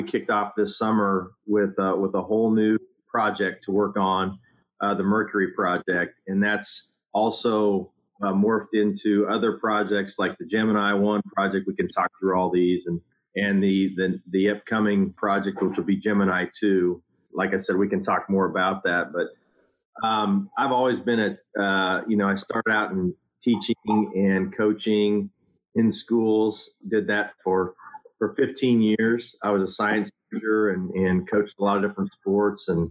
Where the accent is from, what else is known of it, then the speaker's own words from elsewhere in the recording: Garfield, Kansas, United States; I'm a lifelong Kansan. I'm from Garfield, Kansas, way out west, southwest Kansas.